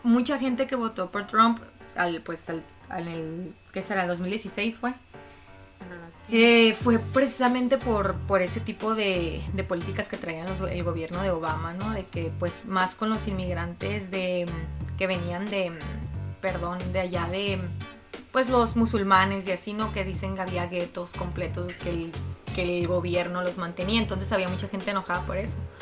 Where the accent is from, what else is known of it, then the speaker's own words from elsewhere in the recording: Mexico; aquí por lo menos en México